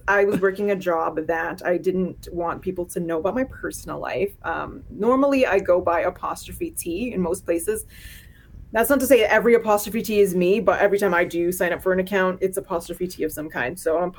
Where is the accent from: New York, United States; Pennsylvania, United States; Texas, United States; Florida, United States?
Florida, United States; Miami; moved away as an adult; now in Lowell, United States; I'm a Floridian. But yeah, I grew up in Miami, Florida, and I fled in my early 20s